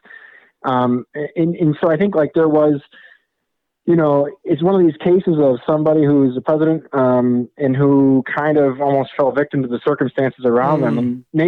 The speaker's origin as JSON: {"language": "English", "region": "Wisconsin", "country": "United States", "tie": "born or raised there", "also_born_or_lived": "California", "moved": "as an adult", "said": "I grew up in Wisconsin, and I'm actually there now."}